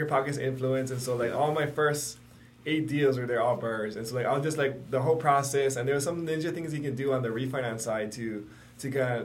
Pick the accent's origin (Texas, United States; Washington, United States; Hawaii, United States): Hawaii, United States; born and raised here in Hawaii, Pro City High School, Chargers